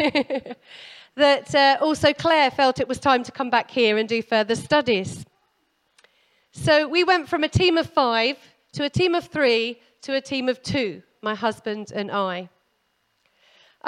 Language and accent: English; Canterbury, South East England, United Kingdom; now in Mozambique; I'm originally from Canterbury